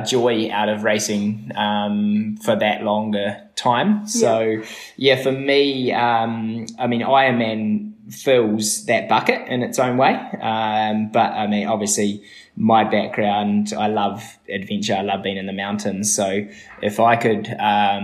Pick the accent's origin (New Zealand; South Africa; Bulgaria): New Zealand; Methven, Canterbury; also born or lived in Byron Bay, Australia; now in Wānaka, New Zealand; The both of us grew up in a small town called Methven, not far out of Christchurch